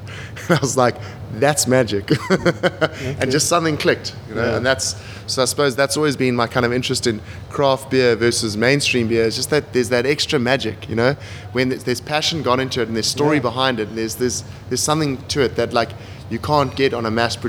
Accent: Pretoria, Gauteng, South Africa; born there; Born in Pretoria, moved around a lot, mixed family history, bit of a relatively tough upbringing.

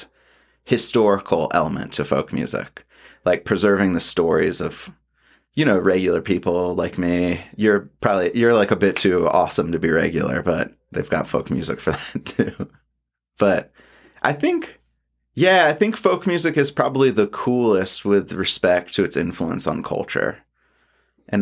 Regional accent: Atlanta, Georgia, United States; growing up in Atlanta

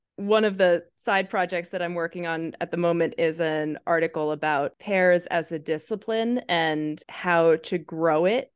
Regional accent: United States; as an American

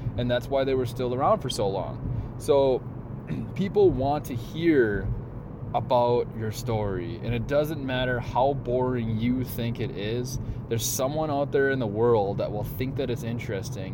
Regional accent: Central Minnesota, United States; I was born in Central Minnesota

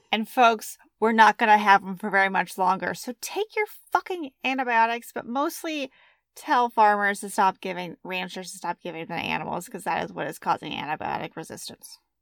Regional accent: United States; We're very American

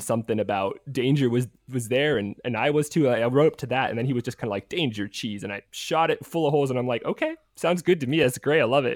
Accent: United States; accent: American; now in Australia; my, you know, American accent

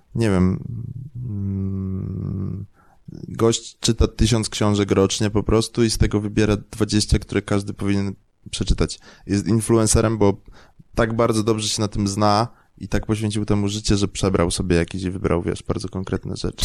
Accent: Kraków, Lesser Poland, Poland; Ja jestem z Krakowa

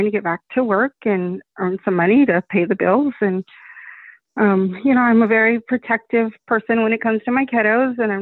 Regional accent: Lakeport, California, United States; I grew up in Lakeport, California, which is a tiny little

